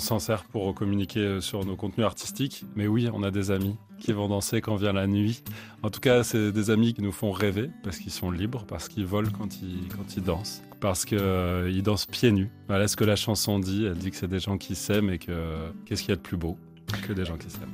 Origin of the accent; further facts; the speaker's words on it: Vercors, Auvergne-Rhône-Alpes, France; also born or lived in Chartreuse; on vient du Vercors, nous